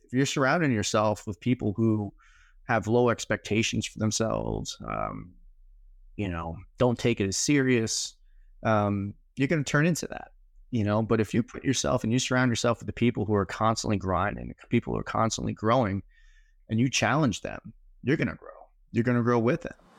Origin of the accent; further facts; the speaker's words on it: New York City, New York, United States; Born and raised in New York City